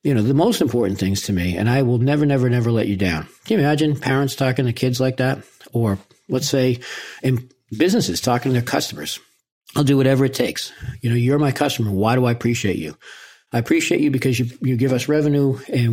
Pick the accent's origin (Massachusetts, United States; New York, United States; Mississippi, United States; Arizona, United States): Massachusetts, United States; Boston; I'm from Boston